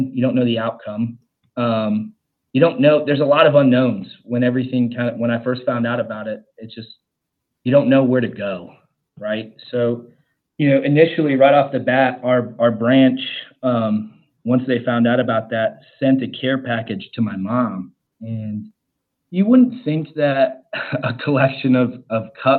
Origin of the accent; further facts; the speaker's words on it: Ohio, United States; now in Charlotte, United States; I live in Charlotte, North Carolina. My family, and I'm originally from Ohio